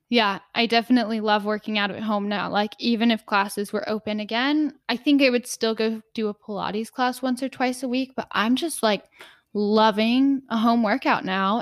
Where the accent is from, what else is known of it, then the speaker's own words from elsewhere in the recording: Texas, United States; I was raised in Texas